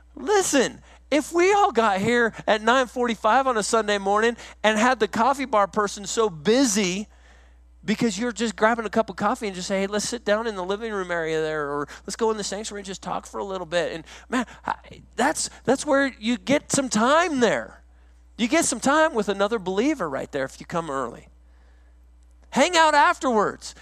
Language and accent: English; Woodland Park, Colorado, United States; moved away as an adult; also born or lived in South Carolina; I grew up in Woodland Park, Colorado. I went to the same school from kindergarten to the time I graduated.